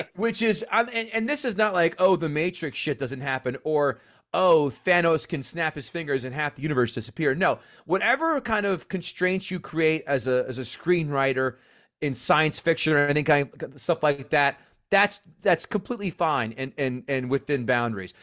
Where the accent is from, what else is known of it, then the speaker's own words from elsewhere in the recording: New Jersey, United States; I'm from Central Jersey. I have to commute to New York